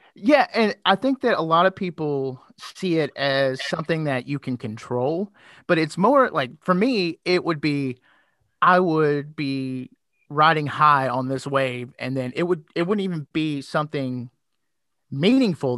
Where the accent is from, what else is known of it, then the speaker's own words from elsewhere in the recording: Louisville, Kentucky, United States; accent: southern twang; now in Indiana, United States; I'm originally from Louisville, Kentucky